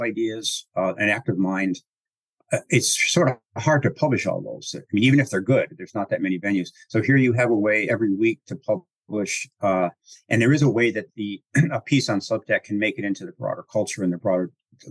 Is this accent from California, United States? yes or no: no; Chicago, Illinois, United States; accent: Chicago; my Chicago accent